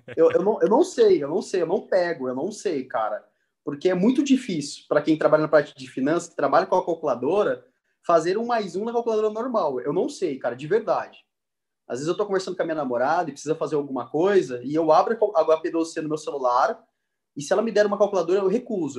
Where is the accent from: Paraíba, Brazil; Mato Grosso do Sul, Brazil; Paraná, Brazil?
Mato Grosso do Sul, Brazil; Três Lagoas; moved away as an adult; now in São Paulo, Brazil; Eu vim de Três Lagoas, de uma cidade que a gente se conheceu, eu tenho família lá ainda